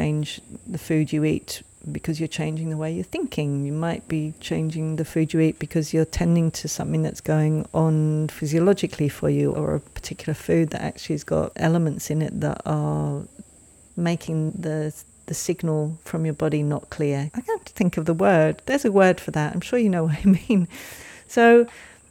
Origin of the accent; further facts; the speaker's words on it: England, United Kingdom; moved away; when I lived in England, when I grew up in England